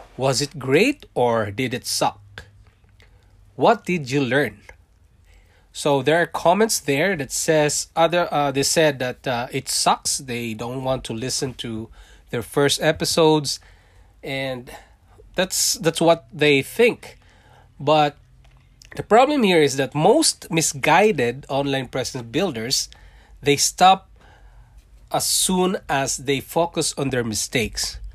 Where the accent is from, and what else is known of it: Philippines; born or raised there; accent: Philippine English; English is a second language; moved away as an adult; also born or lived in Singapore; now in Canada